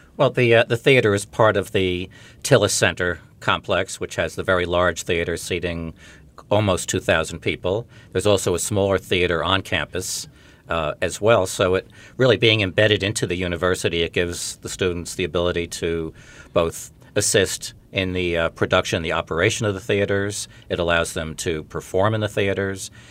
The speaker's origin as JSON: {"language": "English", "town": "Glen Cove", "region": "New York", "country": "United States", "tie": "born or raised there", "said": "I grew up in Glen Cove, New York, not far from the campus here"}